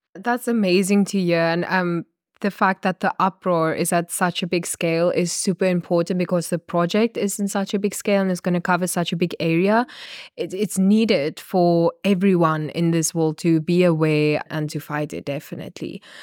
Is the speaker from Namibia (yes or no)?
yes; Namibia; I'm a journalist from Namibia